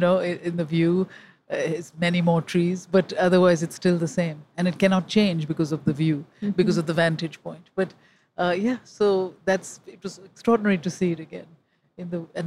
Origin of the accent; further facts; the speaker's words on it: India; moved away as an adult; now in New York, United States; I came from India when I was 19 to Harvard on a scholarship